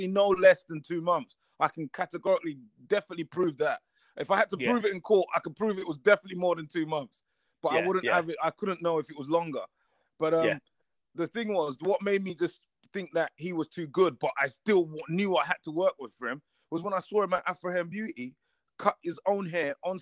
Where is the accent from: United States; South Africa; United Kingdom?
United Kingdom; London; I'm a guy from Tottenham, just grew up on the thing